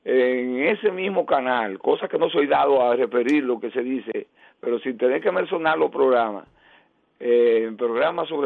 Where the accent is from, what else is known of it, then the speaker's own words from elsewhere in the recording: Dominican Republic; sobre todo a los que somos netamente dominicanos.